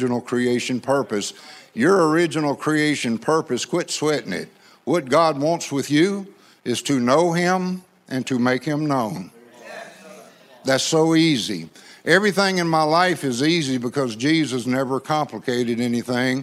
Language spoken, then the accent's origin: English; Louisiana, United States; accent: gumbo French and East Texas hick; I grew up in Louisiana, so I speak gumbo French and East Texas hick